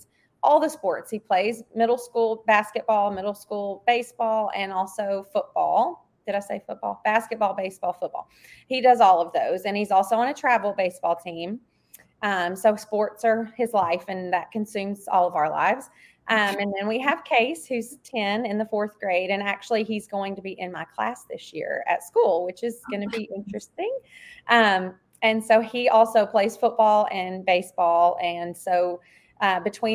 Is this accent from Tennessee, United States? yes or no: yes; Hohenwald, Tennessee, United States; moved away as an adult; I grew up in Hohenwald, Tennessee, which is a very small town in Middle Tennessee